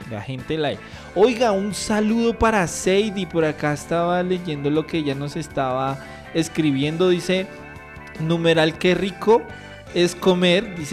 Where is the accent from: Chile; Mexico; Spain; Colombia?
Colombia; Pasto, Nariño; yo soy pastuso.